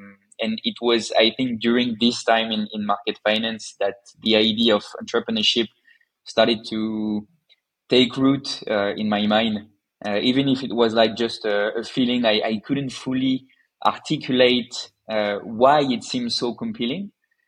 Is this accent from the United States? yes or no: no; Paris, Île-de-France, France; I was born in France, as you said, in the beautiful city of Paris, and I completed all of my studies there.